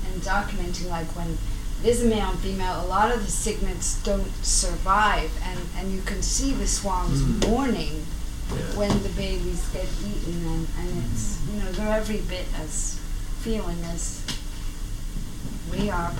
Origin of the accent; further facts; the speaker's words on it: Boston, Massachusetts, United States; I'm from Boston